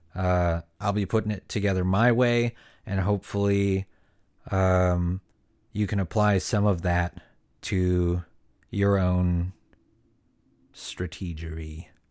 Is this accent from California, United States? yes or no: yes; Ventura County, Southern California, United States; I was born and raised in Southern California, um, and, uh, particularly Ventura County area